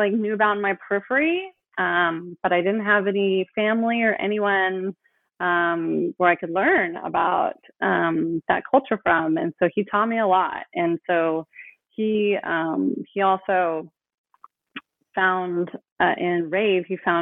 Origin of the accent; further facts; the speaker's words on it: Oakland, California, United States; I grew up in Oakland